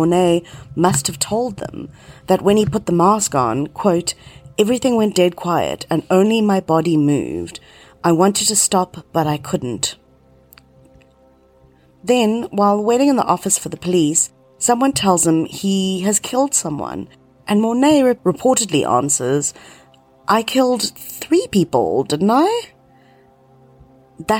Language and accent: English; South Africa; my hometown was the center of the satanic church in South Africa